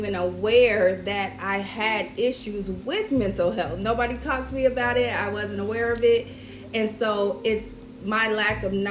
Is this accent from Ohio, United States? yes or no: yes; Cincinnati, Ohio, United States; moved away as an adult; now in South Florida, United States; I'm originally from Cincinnati, Ohio. I've lived down here in South Florida for 9 years